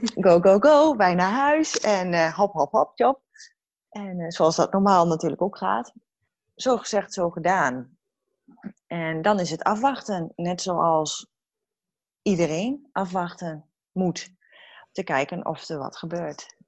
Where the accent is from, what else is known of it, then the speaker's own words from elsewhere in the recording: Hengelo, Overijssel, Netherlands; now in Heerenveen, Netherlands; oorspronkelijk kom ik uit Hengelo, want ik ben een echte ras, echte tukker.